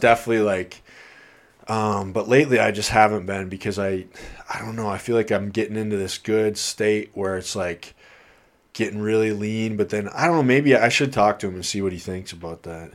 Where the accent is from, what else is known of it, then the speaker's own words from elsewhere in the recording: Iowa, United States; now in Kirkland, United States; I'm from Iowa